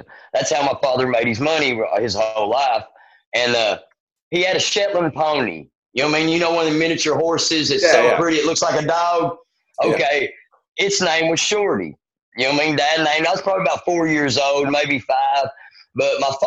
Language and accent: English; Erwin, Tennessee, United States; moved away as an adult; also born or lived in Johnson City, Tennessee; now in Nashville, United States; I'm actually born and raised in Irwin, Tennessee